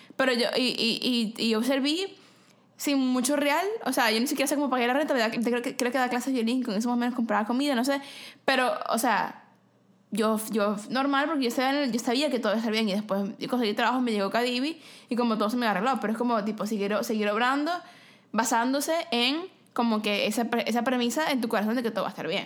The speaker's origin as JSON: {"language": "Spanish", "country": "Venezuela", "moved": "as an adult", "said": "yo soy venezolana"}